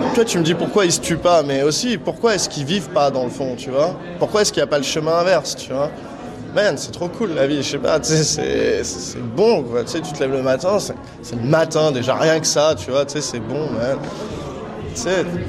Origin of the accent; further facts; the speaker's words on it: Neuilly-sur-Seine, Île-de-France, France; moi j'ai grandi à Neuilly-sur-Seine